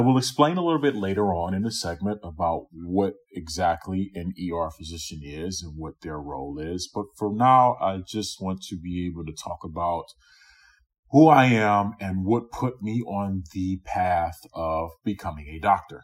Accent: Louisiana, United States; also born or lived in New York; now in Chicago, United States; I was born in New York, but I grew up in Louisiana.

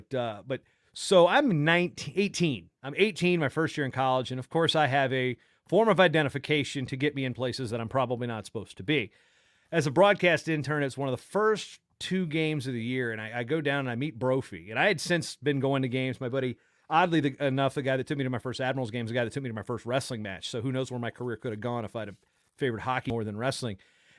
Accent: Massachusetts, United States; accent: Boston; I don't know how bad my Boston accent is

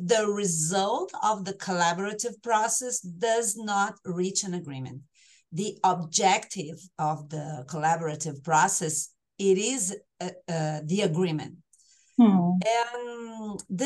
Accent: Brazil; accent: tropical; English is a second language

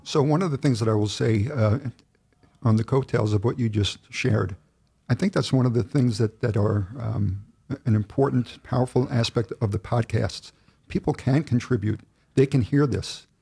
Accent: Oceanside, New York, United States; I lived in Oceanside, I grew up in Oceanside, I went through the school system

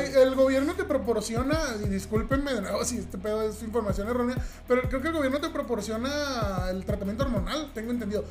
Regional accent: southern Mexico, Mexico; moved away; soy de, de, tierras más del sur de, las que, de las que estamos. Estamos en la frontera norte, pero vengo del sur del país y en el sur del país, de donde yo vengo, en mi rancho

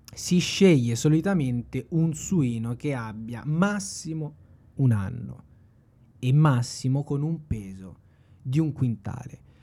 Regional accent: Tuscany, Italy; sono un toscano doc al cento per cento

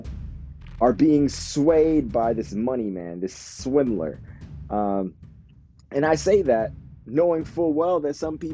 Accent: United States; now in Japan; right now I'm based out of Japan, and so I have this unique perspective, being that I'm American

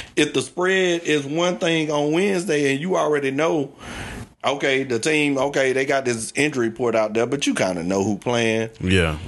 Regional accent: Georgia, United States; where I grew up in Georgia

